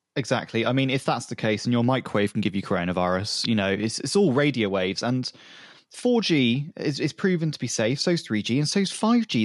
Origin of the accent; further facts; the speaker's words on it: United Kingdom; as a British consumer